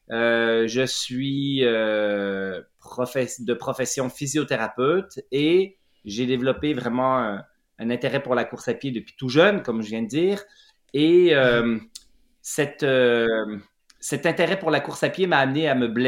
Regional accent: Jura, Switzerland; born there; je suis né en Suisse, dans le Jura suisse, euh, de deux parents bohèmes, artistes et intellectuels.

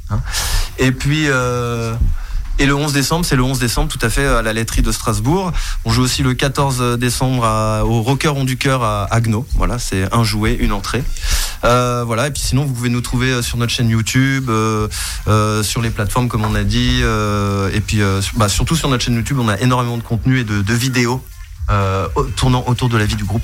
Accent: Botswana; moved away; Moi, je suis d'origine du Botswana à la base.

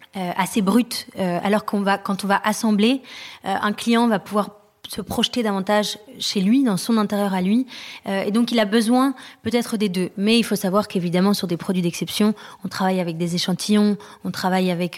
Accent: France; also born or lived in London; now in Paris, France; on est rentré à Paris parce qu'on est français mais on a habité longtemps à l'étranger

